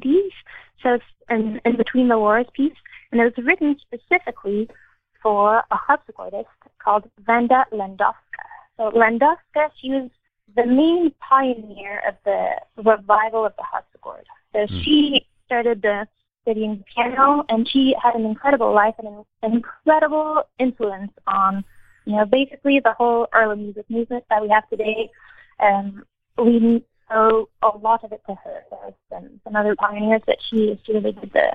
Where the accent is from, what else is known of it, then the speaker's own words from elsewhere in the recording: Montreal, Quebec, Canada; that's my background. You can kind of tell from my name that it's a mix. So I grew up in Montreal